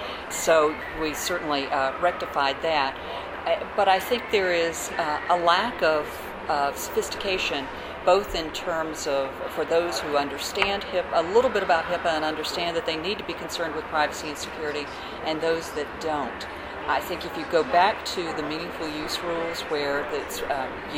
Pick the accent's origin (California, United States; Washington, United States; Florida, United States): Florida, United States; Tampa; my hometown of Tampa